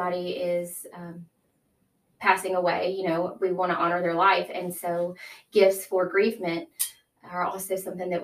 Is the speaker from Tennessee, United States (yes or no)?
yes; Brighton, Tennessee, United States; I grew up in Brighton. I have four siblings. I went to Brighton kindergarten through high school